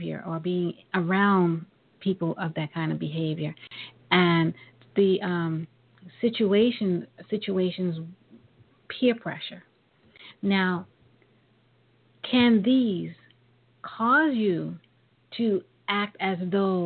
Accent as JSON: {"language": "English", "region": "New York", "country": "United States", "tie": "born or raised there", "said": "growing up in New York"}